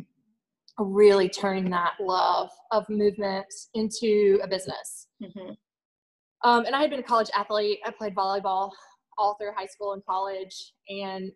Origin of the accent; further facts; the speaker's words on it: Greenville, United States; moved away as an adult; also born or lived in Charlotte; I'm from Greenville. My family is here, born and raised.